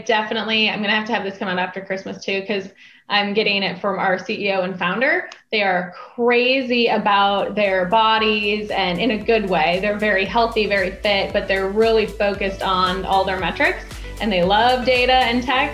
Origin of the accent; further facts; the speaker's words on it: North Dakota, United States; I grew up in North Dakota, and so we're used to negative 40 Fahrenheit